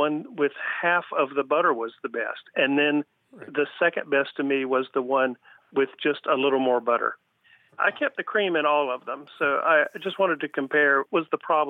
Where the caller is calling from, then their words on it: Pinellas Park, Florida, United States; I'm calling from Pinellas Park, Florida, in the Tampa Bay region.